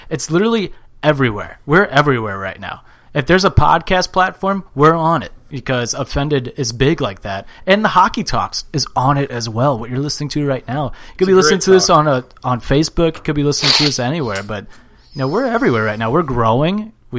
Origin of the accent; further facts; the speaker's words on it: St. Louis, Missouri, United States; we're from St. Louis, so we got to represent our hometown.